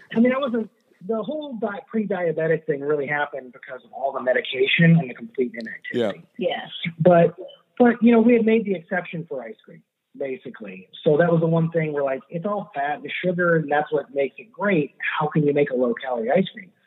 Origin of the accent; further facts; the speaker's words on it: Miami, Florida, United States; also born or lived in Ann Arbor, Michigan / California; I was uh, raised here in Miami. I was born in Ann Arbor, Michigan